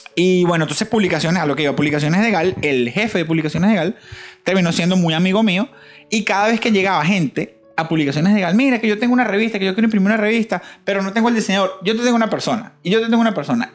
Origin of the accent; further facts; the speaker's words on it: Valencia, Carabobo, Venezuela; moved away as an adult; now in Florida, United States; yo soy de Valencia